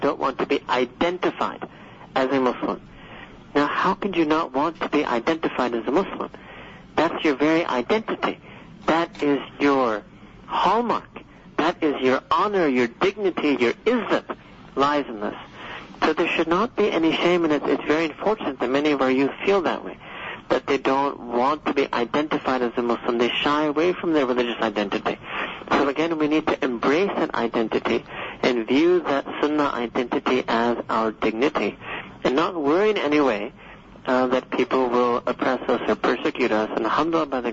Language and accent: English; New York City, New York, United States; I was born and raised in Manhattan, New York City